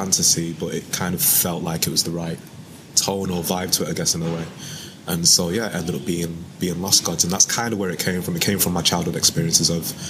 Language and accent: English; Manchester, North West England, United Kingdom; I'm from Manchester